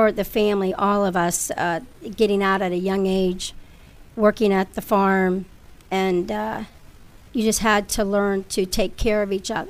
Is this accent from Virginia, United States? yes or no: no; Lordstown, Ohio, United States; moved away; I'm seven kids, and we grew up in a trailer in mm-hmm. Lordstown, Ohio.